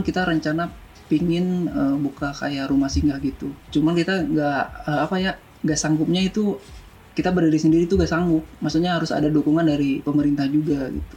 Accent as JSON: {"language": "Indonesian", "town": "Bandung", "region": "West Java", "country": "Indonesia", "tie": "born or raised there", "also_born_or_lived": "Madiun, East Java"}